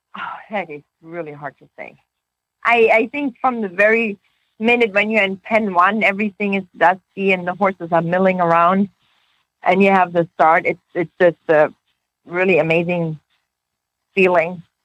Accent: Oregon, United States; We are from Oregon

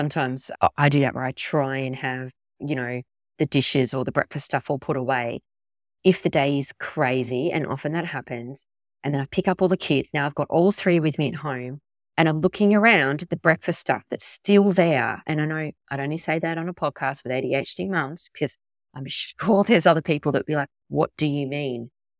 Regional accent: Tasmania, Australia; Because I grew up in Tassie and it was always really cold and it was winter mid-year exams.

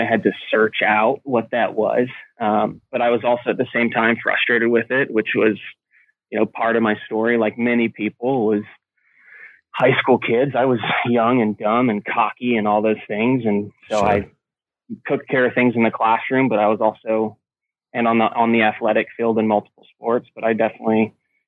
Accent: Carthage, New York, United States; So it was a little town in Carthage, New York, a town of about 3,000-4,000 people

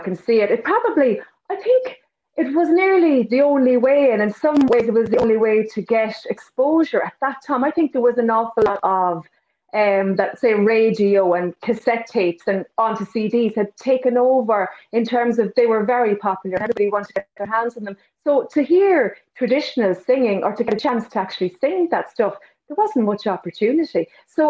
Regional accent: Connacht, Ireland; Sure, I can, Mary. Yeah, my earliest memories probably are of, I would say, the butcher's sessions, which were in Drumsna, which in the times when children were allowed to be in the pubs after hours, I would have heard lots of music

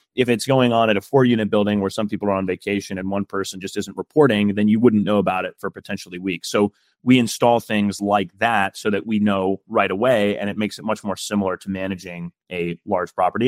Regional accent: Midwest, United States; I'm from the Midwest

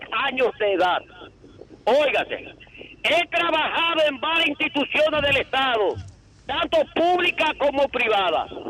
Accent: Dominican Republic; como dominicano que soy

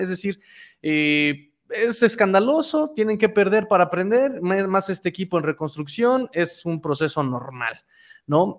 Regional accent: Mexico City, Mexico; decir que soy chilango está prohibido

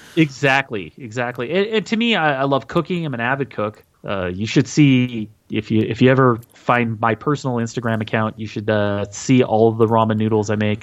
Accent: Utah, United States; I am from Utah

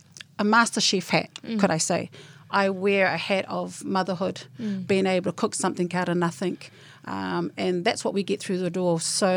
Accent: Kingsland, Auckland, New Zealand; I was born and bred in Kingsland.

